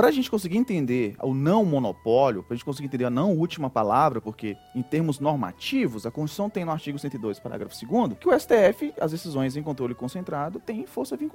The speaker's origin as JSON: {"language": "Portuguese", "region": "Northeast Region", "country": "Brazil", "said": "como nordestino, eu gosto muito de contar história"}